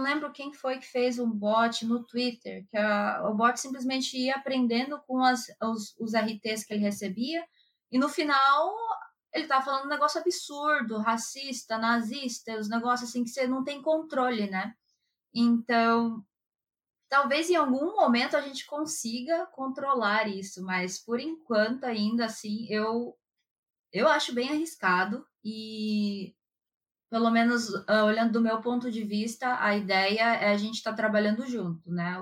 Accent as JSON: {"language": "Portuguese", "country": "Brazil", "first_language": "Japanese", "moved": "as an adult", "lives_now": "Japan", "said": "Só que o japonês que a gente usa lá no Brasil, ele já tá bem defasado"}